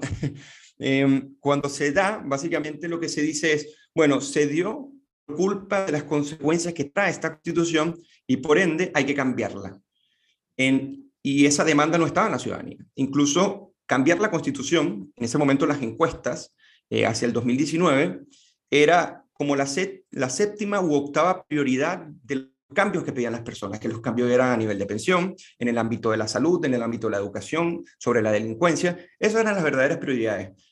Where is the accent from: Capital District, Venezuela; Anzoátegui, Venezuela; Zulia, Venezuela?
Capital District, Venezuela; Caracas; moved away as an adult; now in Santiago, Chile; soy oriundo de Caracas, Venezuela, y vivo en Santiago de Chile desde hace un poco más de siete años.